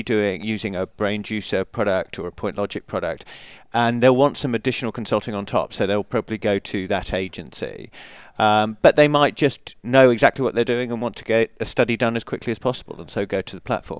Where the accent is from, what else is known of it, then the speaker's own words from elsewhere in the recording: England, United Kingdom; You may have picked up from the accent that I'm English.